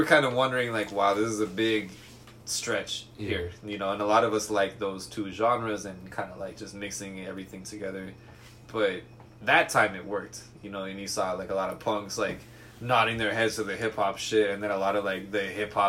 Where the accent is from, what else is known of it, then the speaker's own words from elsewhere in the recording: Alberta, Canada; We're from Alberta, Canada.